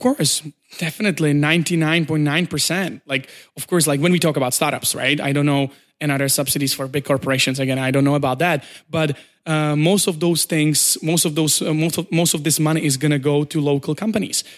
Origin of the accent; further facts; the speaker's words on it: Czechia; moved away as an adult; also born or lived in Prague, Czech Republic; now in China; I come from Czech Republic, uh, and, uh, I moved to China approximately two and a half years ago.